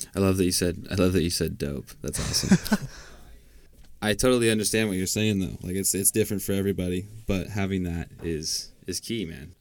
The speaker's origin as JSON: {"language": "English", "region": "Washington", "country": "United States", "said": "I'm from Washington State"}